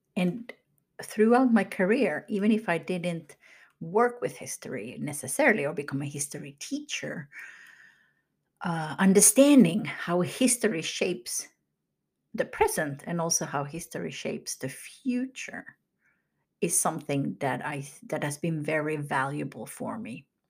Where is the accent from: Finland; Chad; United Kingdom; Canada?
Finland; moved away as an adult; now in United States; I grew up in Finland, moved to the U S in my late twenties.